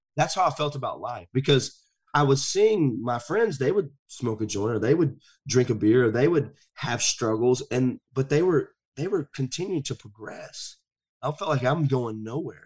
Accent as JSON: {"language": "English", "region": "the South", "country": "United States", "tie": "born or raised there", "said": "I grew up in the South."}